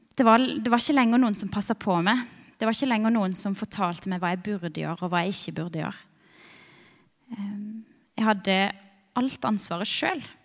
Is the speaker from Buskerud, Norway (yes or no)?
no; Birkeland, Agder, Norway; jeg kommer fra Birkeland. Ei lita, veldig sjarmerende bygd